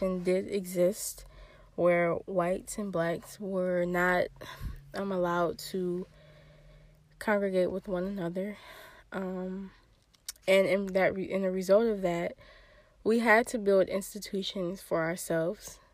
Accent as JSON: {"language": "English", "region": "Michigan", "country": "United States", "tie": "born or raised there", "said": "go to a school in Michigan, in my home state"}